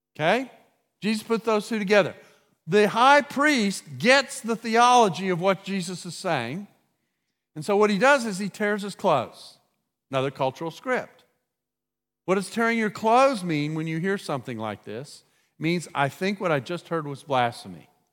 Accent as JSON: {"language": "English", "country": "United States", "said": "as an American"}